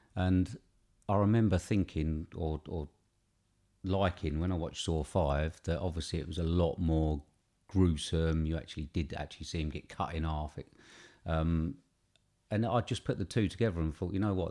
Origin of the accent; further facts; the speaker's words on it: England, United Kingdom; we're British